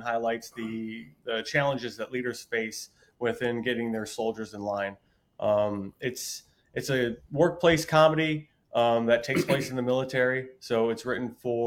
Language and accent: English; Buffalo, New York, United States; now in Los Angeles, United States; Originally, I'm from Buffalo, New York